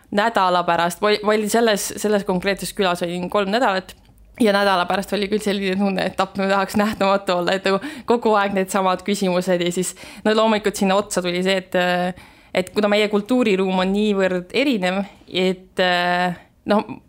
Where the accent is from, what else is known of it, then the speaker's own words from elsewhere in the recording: Estonia; ma ütlesin, et ma olen Eestist